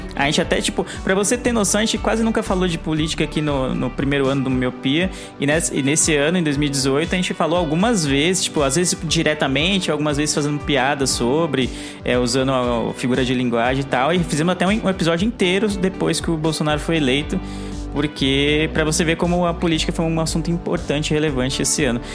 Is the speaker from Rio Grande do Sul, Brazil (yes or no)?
no; São Paulo, Brazil; eu sou de São Paulo